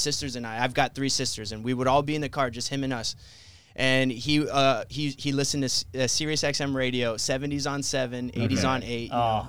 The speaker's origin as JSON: {"language": "English", "town": "Brownsville", "region": "Texas", "country": "United States", "tie": "born or raised there", "said": "I wasn't born there, but I grew up there."}